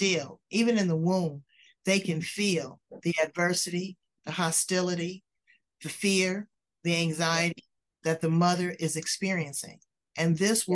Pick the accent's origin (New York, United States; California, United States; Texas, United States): California, United States; Los Angeles; I'm originally from Los Angeles